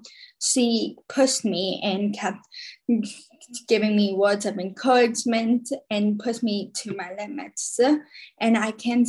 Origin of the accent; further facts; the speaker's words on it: New Jersey, United States; also born or lived in Khabarovsk, Russia; I live in New Jersey. And this September, I will be a senior. I was adopted from Khabarovsk, Russia, when I was about 2.5 years old